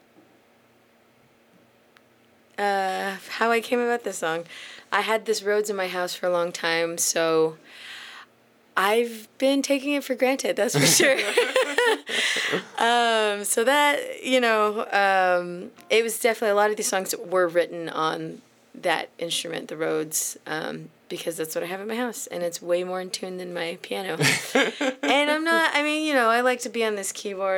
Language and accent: English; Austin, Texas, United States; I was born and raised in Austin